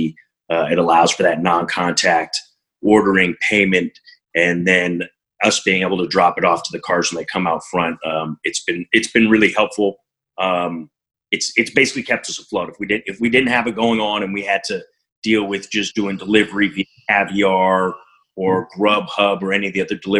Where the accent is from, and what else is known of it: Montreal, Quebec, Canada; now in Berkeley, United States